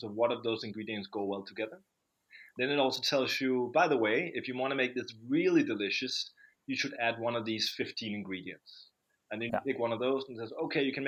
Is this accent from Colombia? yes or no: no; Copenhagen, Capital Region of Denmark, Denmark; also born or lived in London; I'm from Copenhagen, Denmark.